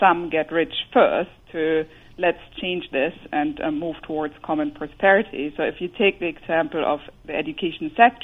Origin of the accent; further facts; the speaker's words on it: Germany; accent: German; English is a second language; moved away; You might hear my German accent